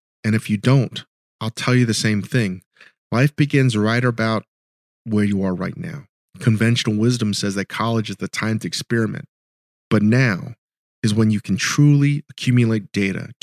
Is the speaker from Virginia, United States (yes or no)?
yes; Virginia, United States; I'm a Korean American. I grew up in Virginia.